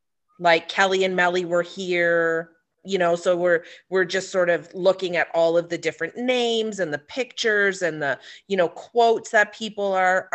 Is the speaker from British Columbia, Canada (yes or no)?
no; Ontario, Canada; we're from Ontario.